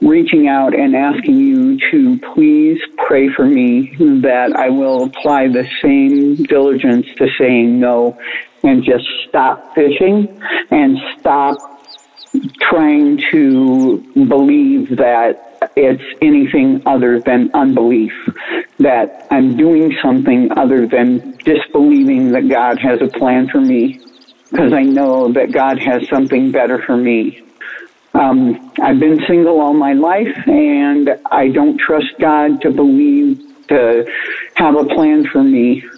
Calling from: Nebraska, United States; from Nebraska.

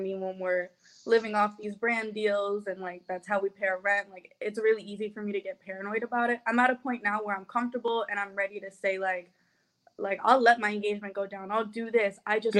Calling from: Los Angeles, California, United States

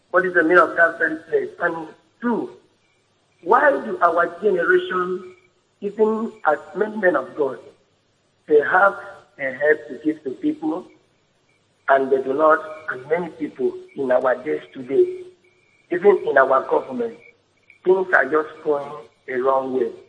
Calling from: Ikot Ekpene, Akwa Ibom, Nigeria; I'm calling from Ikot Ekpene.

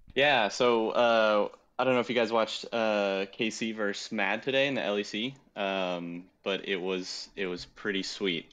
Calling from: Huntington Beach, California, United States; calling from, uh, Huntington Beach, California

